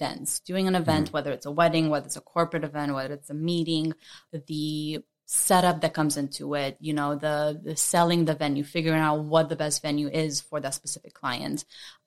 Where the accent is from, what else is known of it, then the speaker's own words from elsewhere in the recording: Las Vegas, Nevada, United States; moved away as an adult; also born or lived in Romania / Hawaii; now in Honolulu, United States; I was actually born and raised in Romania, moved, you know, to Vegas when I was a kid